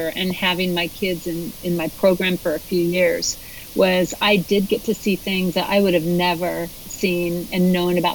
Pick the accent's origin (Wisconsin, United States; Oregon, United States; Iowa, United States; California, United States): Oregon, United States; Portland; I'm from Portland, Oregon